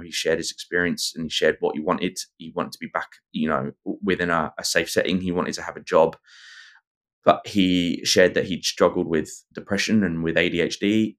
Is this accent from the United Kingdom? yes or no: yes; England, United Kingdom; accent: English Pommy; now in Australia; my English Pommy accent